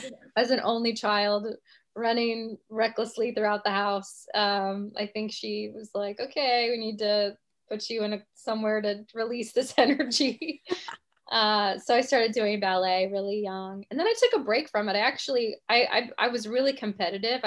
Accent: Kansas City, Missouri, United States; moved away as an adult; now in New York City, United States; But I'm originally from Kansas City, Missouri. And I grew up dancing, you know, in Kansas City.

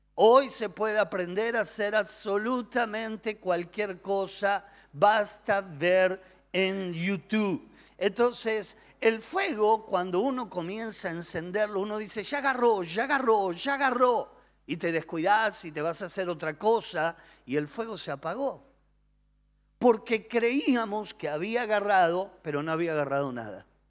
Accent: Argentina; nosotros los argentinos somos personas apasionadas

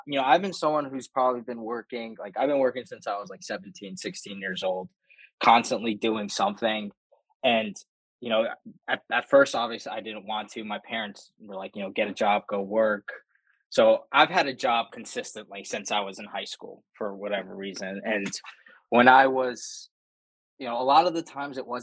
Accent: Baltimore, Maryland, United States; I'm from Baltimore, Maryland

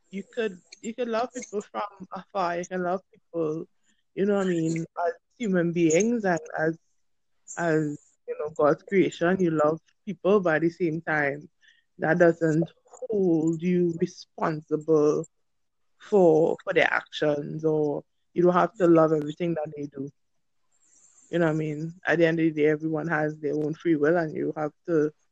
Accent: Trinidad & Tobago; um, I'm from Trinidad and Tobago.

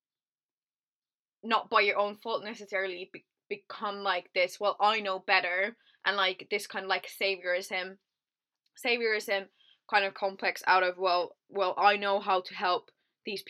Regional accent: Finland; moved away; I'm from a very small town in countryside Finland, right? So there's one pizza place in my hometown

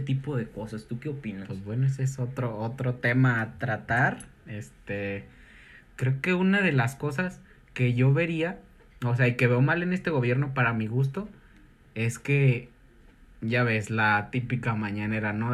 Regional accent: Mexico; en mi país

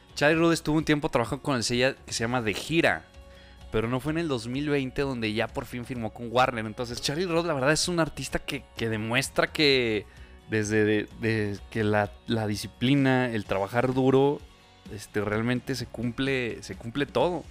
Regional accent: Aguascalientes, Mexico; somos de Aguascalientes, entonces viajamos de aquí a Monterrey

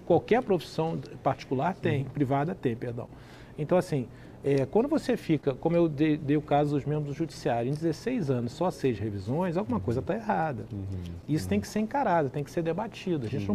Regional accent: Rio de Janeiro, Brazil; eu sou do Rio de Janeiro

